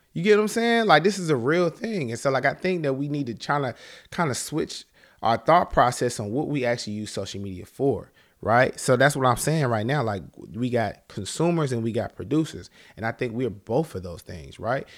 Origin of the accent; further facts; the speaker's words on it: Charlotte, North Carolina, United States; I'm from Charlotte, North Carolina